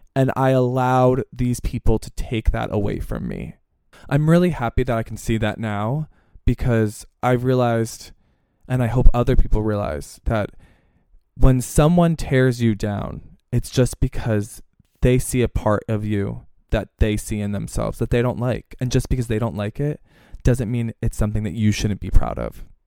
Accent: Pennsylvania, United States; growing up in Pennsylvania

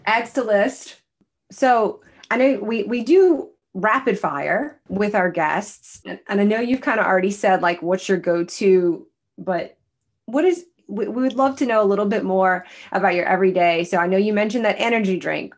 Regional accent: the South, United States; we're all from the South

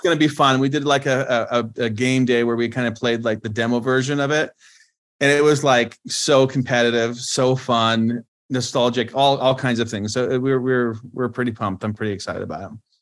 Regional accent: Canada; moved away as an adult; now in United States; I was born and raised in Canada

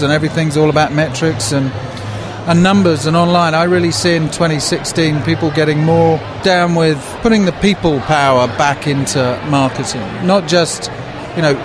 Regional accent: England, United Kingdom; now in Seattle, United States; I am not from around these here parts. I'm from England, but I actually live in Seattle

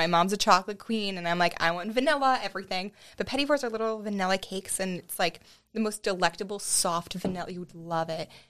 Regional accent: Lower Merion, Pennsylvania, United States; I live in Lower Merion. I was raised in Lower Merion.

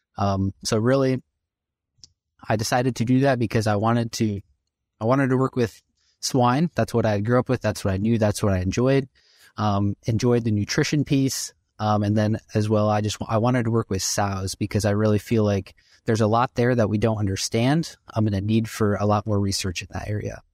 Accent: Illinois, United States; moved away; I grew up in Illinois

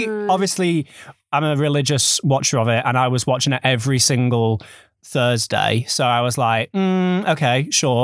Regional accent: United Kingdom; as British people

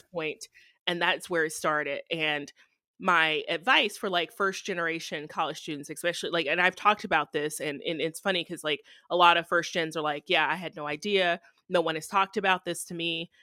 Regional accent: Texarkana, Texas, United States; moved away as an adult; also born or lived in Arkansas / Ohio / Michigan; now in Indiana, United States; Texarkana, that's my hometown

